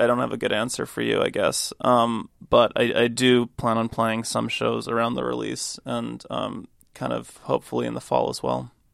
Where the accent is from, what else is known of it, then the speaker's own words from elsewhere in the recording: United States; moved away as an adult; now in London, United Kingdom; I moved to London four years ago, and I've been an American living in London for that time